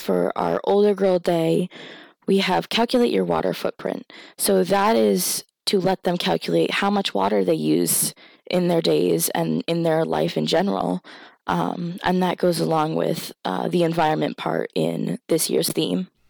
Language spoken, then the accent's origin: English; Indian Island, Maine, United States; So I was raised on Indian Island, which is home to the Penobscot, um, Indian Nation